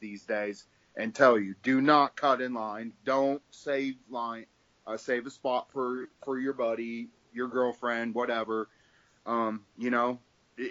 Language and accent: English; Iowa, United States; Iowans are loyal people